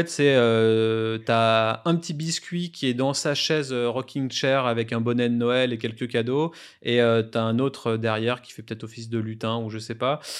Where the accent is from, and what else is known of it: France